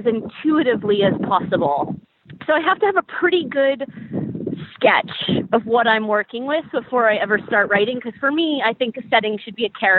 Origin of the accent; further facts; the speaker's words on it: United States; as an American